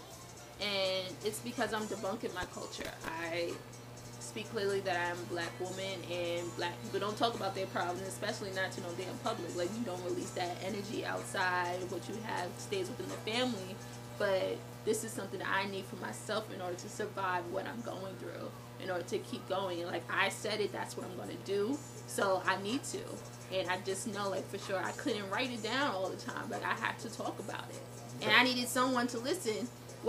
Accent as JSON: {"language": "English", "town": "New York City", "region": "New York", "country": "United States", "tie": "born or raised there", "moved": "as an adult", "lives_now": "Buffalo, United States", "said": "I was raised urban. I'm from Brooklyn, New York, but I live in Buffalo now"}